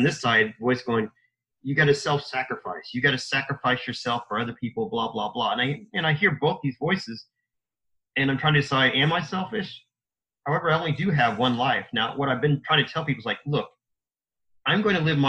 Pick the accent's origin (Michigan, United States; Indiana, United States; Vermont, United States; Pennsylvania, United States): Indiana, United States; I was born and raised in Indiana, so a Hoosier.